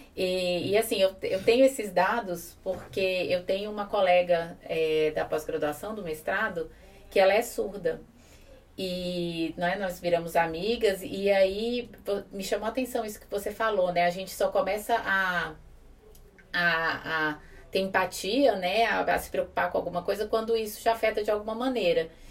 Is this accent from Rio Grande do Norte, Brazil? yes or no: no; Brasília, Federal District, Brazil; nós somos de Brasília